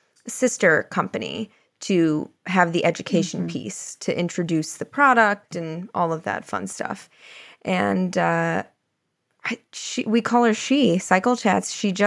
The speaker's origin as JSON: {"language": "English", "region": "Florida", "country": "United States", "tie": "born or raised there", "said": "I am born and raised in Florida, but my whole family is from Illinois."}